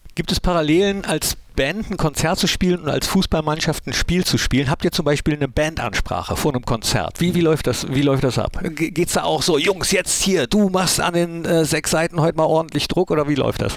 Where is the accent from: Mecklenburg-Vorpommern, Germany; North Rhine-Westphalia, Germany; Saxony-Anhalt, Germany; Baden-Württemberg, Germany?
North Rhine-Westphalia, Germany; Mönchengladbach; also born or lived in Cologne; gebürtiger Mönchengladbacher